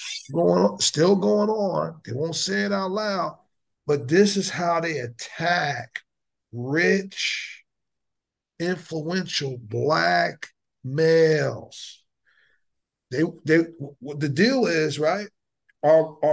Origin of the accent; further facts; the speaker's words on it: New Jersey, United States; moved away as an adult; now in Texas, United States; I grew up in Jersey, so we didn't go to segregated schools